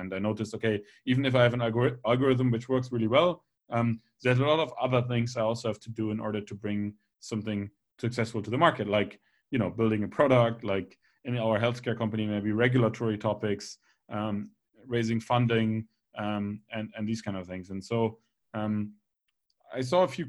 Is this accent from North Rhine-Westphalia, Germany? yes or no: no; Bremen, Germany; I'm actually originally from Bremen in Germany